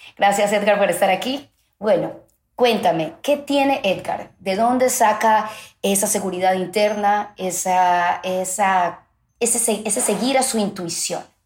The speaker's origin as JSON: {"language": "Spanish", "town": "Guayaquil", "region": "Guayas", "country": "Ecuador", "said": "soy guayaquileña"}